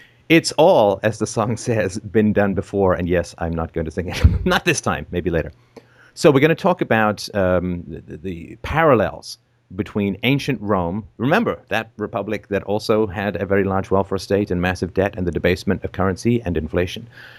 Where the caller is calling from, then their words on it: Canada; I'm calling in from Canada.